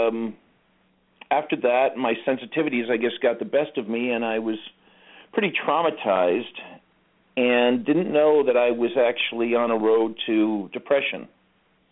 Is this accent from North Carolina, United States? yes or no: no; Los Angeles, California, United States; I was born and raised in Los Angeles. Actually, I was born in Hollywood